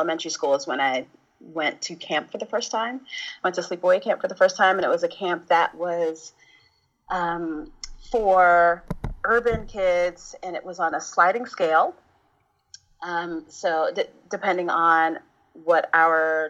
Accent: New York City, New York, United States; I was raised in the neighborhood of Bushwick, Brooklyn

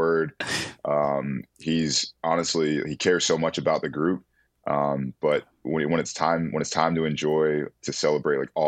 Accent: Atlanta, Georgia, United States; I was from Atlanta

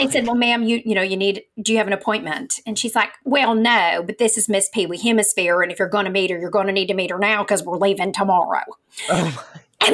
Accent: Kentucky, United States; I'm from Kentucky

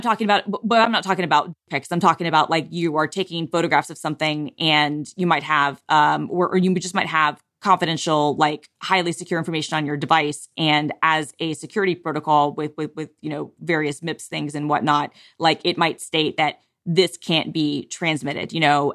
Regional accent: United States; accent: American; my Americanness and my ugly American accent

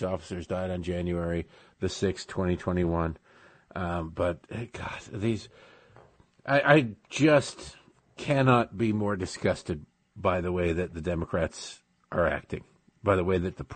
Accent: Michigan, United States; moved away; also born or lived in Baltimore / near Washington, D.C.; I grew up in Michigan

